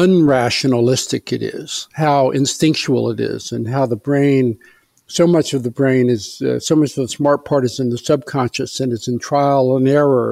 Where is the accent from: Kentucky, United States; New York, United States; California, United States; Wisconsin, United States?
Kentucky, United States; Eastern; I grew up in Eastern Kentucky. My father was a Presbyterian minister, so we lived in several small towns. So I grew up in a fairly, I'd say, 19th century environment, you know, farms and local stores